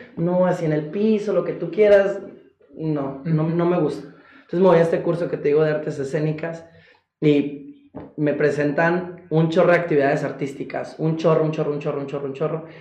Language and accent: Spanish; Golfo de Santa Clara, Sonora, Mexico; also born or lived in San Luis Río Colorado; soy eh, originario del Golfo de Santa Clara, Sonora, México, orgullosamente, mi pueblo pesquero